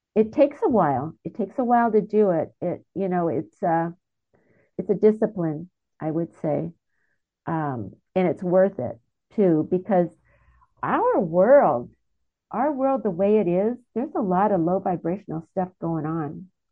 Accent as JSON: {"language": "English", "country": "United States", "said": "I'm an American"}